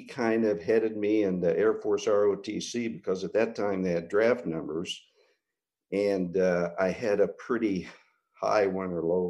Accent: Kansas, United States; I grew up in Kansas. My dad was a cowboy. He was a tough-as-nails guy, but a very soft heart. And I graduated from a very small graduating class of 19 in Southeast Kansas. I went to Wichita State

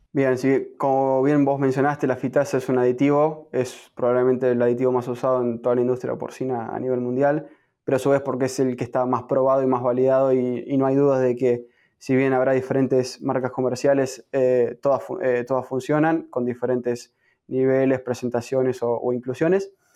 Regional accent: Argentina; moved away as an adult; now in United States; soy nativo de, Argentina, me encuentro en este momento en Estados Unidos haciendo mi, programa de PhD

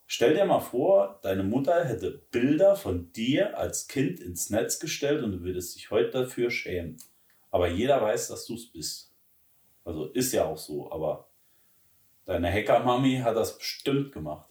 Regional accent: Saarland, Germany; Wir sind ja Saarländer

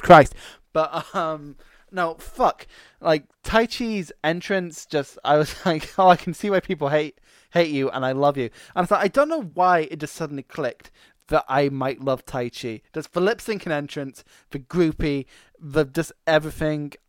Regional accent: Scotland, United Kingdom; I'm Scottish

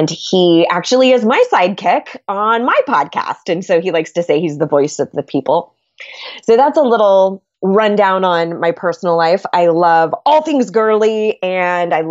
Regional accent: California, United States; So that's been sort of an adventure going from being a Californian to a Southerner, which is crazy.

